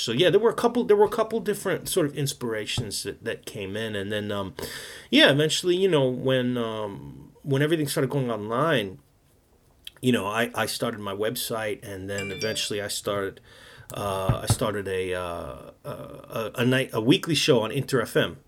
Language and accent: English; New York City, New York, United States; moved away as an adult; now in Japan; I grew up in New York